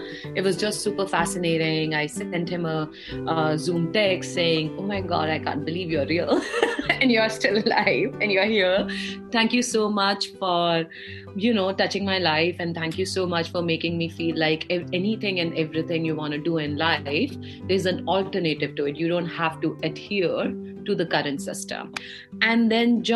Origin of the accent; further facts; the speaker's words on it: India; now in United States; I grew up in India, very proud Indian-American